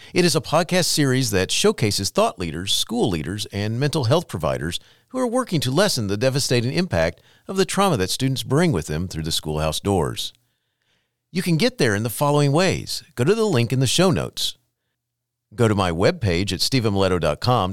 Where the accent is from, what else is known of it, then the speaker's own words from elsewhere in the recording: Florida, United States; I grew up in Florida